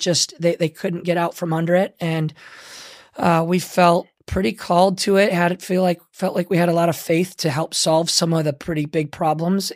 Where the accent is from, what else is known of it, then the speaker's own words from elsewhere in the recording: Michigan, United States; moved away; I grew up in Michigan